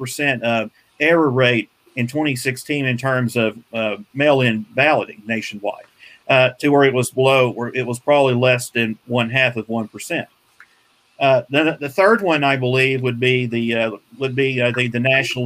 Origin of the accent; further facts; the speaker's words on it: Tennessee, United States; My home state of Tennessee